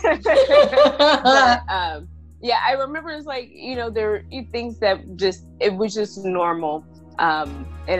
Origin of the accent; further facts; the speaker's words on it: Columbus, Ohio, United States; moved away as an adult; now in Phoenix, United States; I am originally from Columbus, Ohio, born and raised, and then relocated to Phoenix, Arizona 8 years ago, going on 9